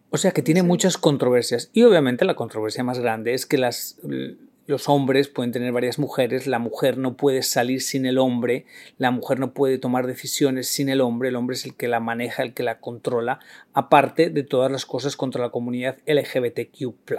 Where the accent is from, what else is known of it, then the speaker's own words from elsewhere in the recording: Spain; soy la vergüenza de España